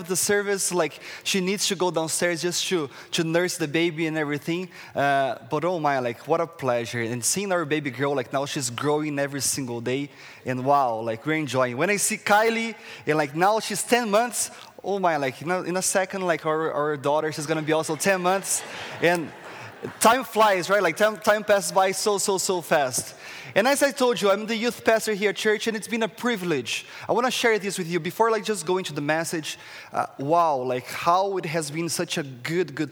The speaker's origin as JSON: {"language": "English", "country": "Brazil", "second_language": "English", "moved": "as an adult", "lives_now": "Canada", "said": "as you can see, like, from my accents, where is this guy from? I'm from Brazil, the tropical country of Brazil"}